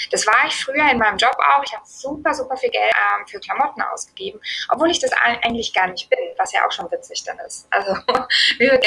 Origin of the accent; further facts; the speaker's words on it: Germany; Ähm, und ich meine, wir kommen aus Deutschland.